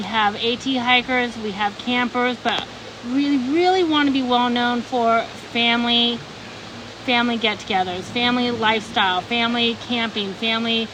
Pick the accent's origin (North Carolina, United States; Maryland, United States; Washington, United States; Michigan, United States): Washington, United States; moved away as an adult; also born or lived in Italy / Florida; now in Tennessee, United States; I was born raised in Washington State. I grew up with the woods all around me